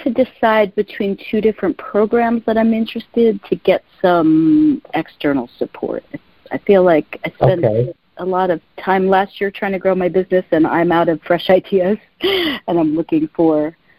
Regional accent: Jersey City, New Jersey, United States; now in San Francisco, United States; My birthday is 5-8-69. Born at 12:10 p.m. in Jersey City, New Jersey

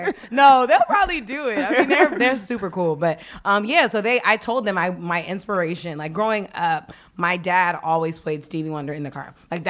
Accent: Washington, District of Columbia, United States; also born or lived in Prince George's County, Maryland; So grew up in Northeast. {S0} Okay. {S2} Then we moved out to PG County.

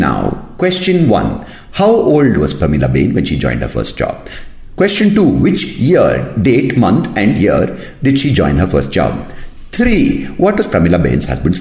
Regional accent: India; I'm Indian

